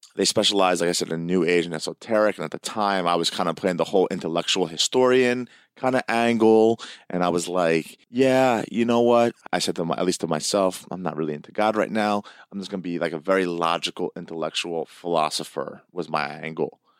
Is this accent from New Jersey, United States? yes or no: yes; Hamilton, New Jersey, United States; I went to Greek school in this area of Hamilton, New Jersey